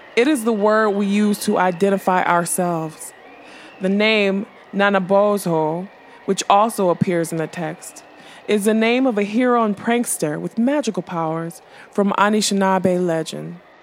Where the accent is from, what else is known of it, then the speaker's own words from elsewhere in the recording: Detroit, Michigan, United States; I grew up in Detroit